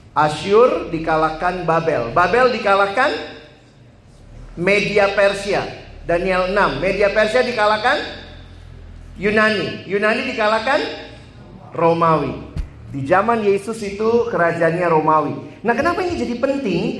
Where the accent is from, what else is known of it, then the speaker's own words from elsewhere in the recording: Makassar, South Sulawesi, Indonesia; also born or lived in Ambon / Manado; now in Jakarta, Indonesia; saya lahir besar di Makassar.